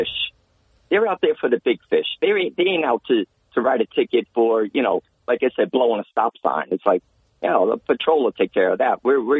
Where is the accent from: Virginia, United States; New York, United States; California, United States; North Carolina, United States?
New York, United States; Bronx; I'm originally from the Bronx, so I remember when Giuliani came in, he merged housing, transit, you know, with NYPD, they all became one.